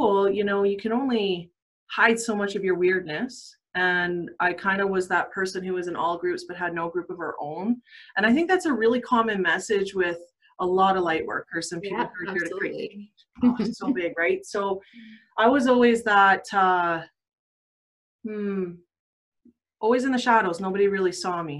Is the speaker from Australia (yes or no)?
no; Calgary, Alberta, Canada; now in Sundre, Canada; I actually was born and raised in Calgary, Southeast Ogden